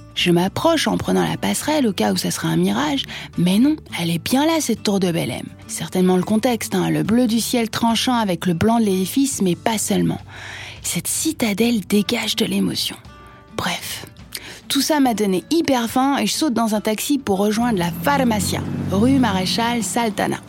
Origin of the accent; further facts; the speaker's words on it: France; je suis française